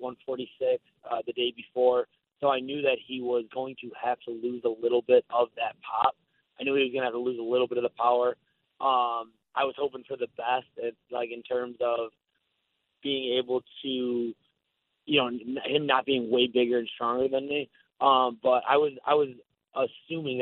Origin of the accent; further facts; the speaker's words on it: Buffalo, New York, United States; moved away as an adult; now in Tampa, United States; I grew up in Buffalo and I've lived in Tampa the last 10 years